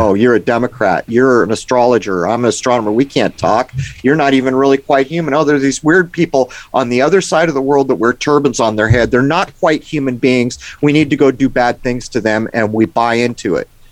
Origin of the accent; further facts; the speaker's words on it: San Diego, California, United States; I grew up in San Diego